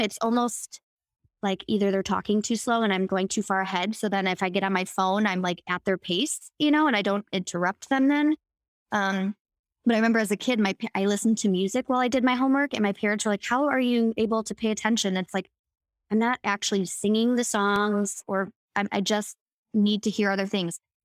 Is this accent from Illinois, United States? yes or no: yes; Chicago, Illinois, United States; born or raised there